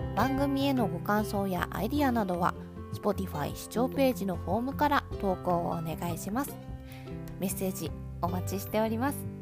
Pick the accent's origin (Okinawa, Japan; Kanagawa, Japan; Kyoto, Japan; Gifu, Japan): Kanagawa, Japan; Yokohama; 私の地元の横浜スタジアム